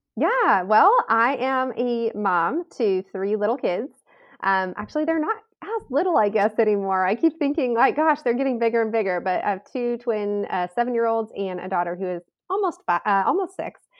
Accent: Southern California, United States; moved away as an adult; now in Southern Idaho, United States; we moved from Southern California, I've always been a California girl, and we moved from Southern California to, um, kind of the rural hills of Southern Idaho

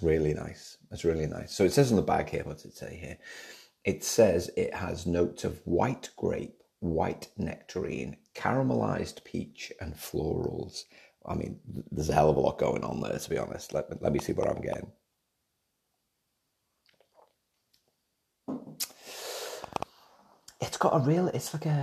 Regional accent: Liverpool, North West England, United Kingdom; now in Australia; growing up in Liverpool

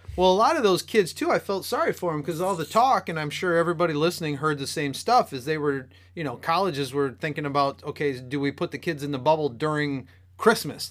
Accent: Michigan, United States; being from Michigan

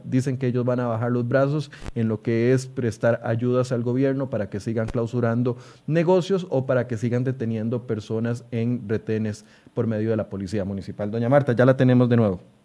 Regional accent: Costa Rica; como costarricenses

